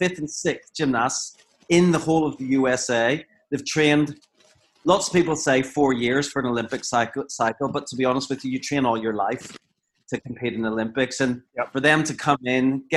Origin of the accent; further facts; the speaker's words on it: Ireland; I'm Irish